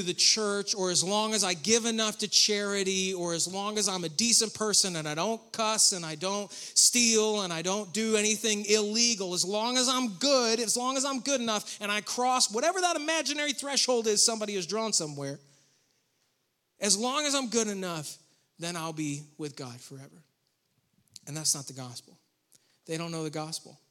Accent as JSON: {"language": "English", "region": "Western New York", "country": "United States", "tie": "born or raised there", "also_born_or_lived": "Rowan County, North Carolina", "moved": "as an adult", "lives_now": "North Carolina, United States", "said": "I grew up in Western New York"}